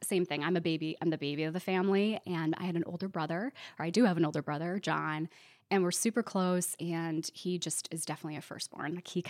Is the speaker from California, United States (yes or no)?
no; Glenview, Illinois, United States; when you're a Chicagoan, you have to be specific and say, like, I'm not from the city itself. I'm from the suburbs. So I grew up in a small suburb called Glenview.